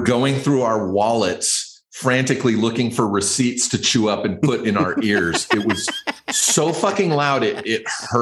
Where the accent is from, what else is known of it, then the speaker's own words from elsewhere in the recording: Riverside, California, United States; That's Riverside. That's my hometown.